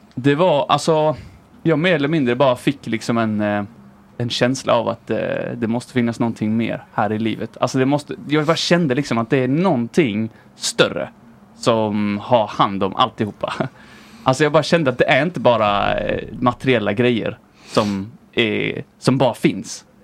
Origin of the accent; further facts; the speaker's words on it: Viken, Skåne, Sweden; Jag växte upp i en liten eh, plats eh, utanför Höganäs som heter Viken.